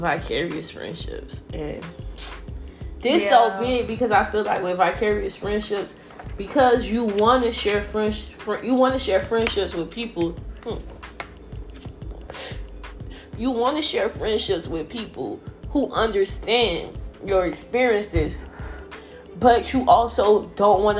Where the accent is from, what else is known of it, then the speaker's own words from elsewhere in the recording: Miami, Florida, United States; now in Atlanta, United States; I'm from Miami